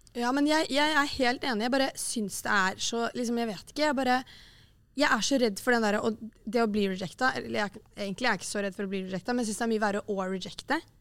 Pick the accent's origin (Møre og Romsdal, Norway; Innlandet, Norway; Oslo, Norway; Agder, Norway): Oslo, Norway; moved away; Det var hjemme i Oslo